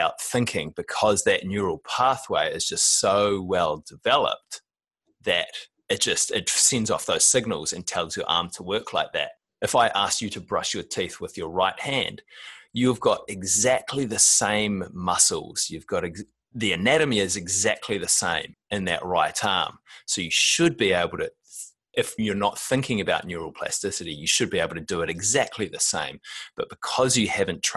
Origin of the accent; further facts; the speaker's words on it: New Zealand; I'm a Kiwi guy that grew up in the 80s and the 90s.